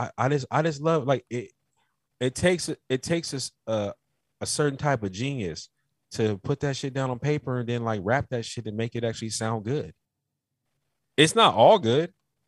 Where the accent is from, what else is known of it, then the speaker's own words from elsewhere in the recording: Carolina, United States; I told you in the last podcast I was from Carolina. Do you know about the Geechee niggas? You'll get some of Mama's cooking, nigga.